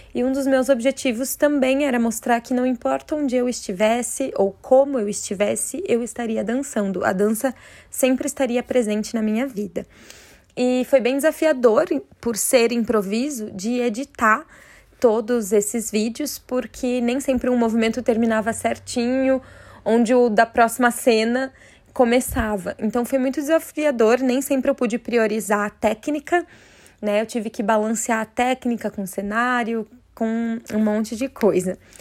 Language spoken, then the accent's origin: Portuguese; Curitiba, Paraná, Brazil; eu sou de Curitiba, no Paraná